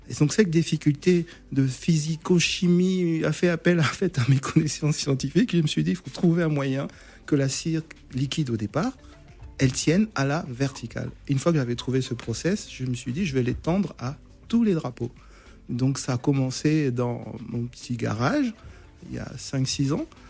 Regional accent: Gabon; je suis, je suis originaire du Gabon

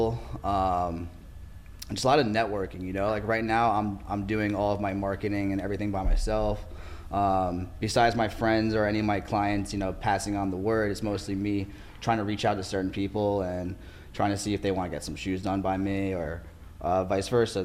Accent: New York, United States; moved away as an adult; now in Orange County, United States; I'm originally from New York. I moved out here about

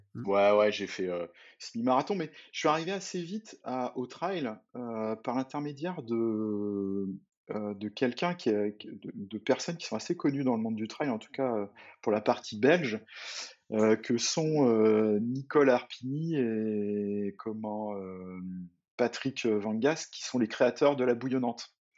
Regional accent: Saint-Brieuc, Brittany, France; je suis originaire de Bretagne, euh, une, petite ville qui s'appelle Saint-Brieuc

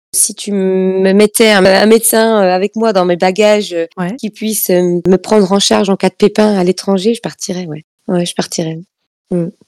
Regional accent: France; je suis née en France

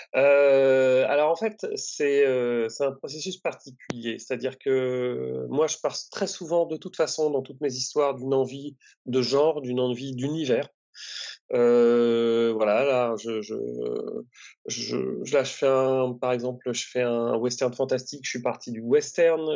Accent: Normandy, France; je suis originaire de Normandie

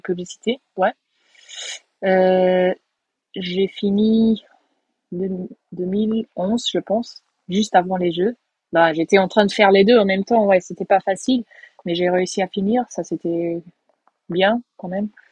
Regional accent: Portugal; Moi je suis portugaise

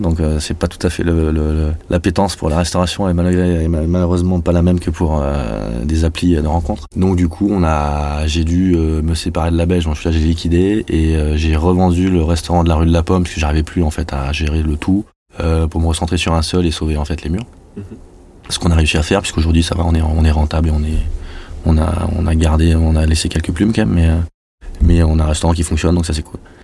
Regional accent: Toulouse, Occitania, France; moved away as an adult; also born or lived in Paris; je suis revenu en 2014 à Toulouse, puisque je suis toulousain.

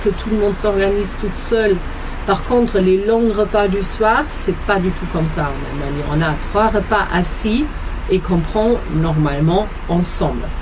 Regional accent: Germany; French is a second language; moved away as an adult; now in France

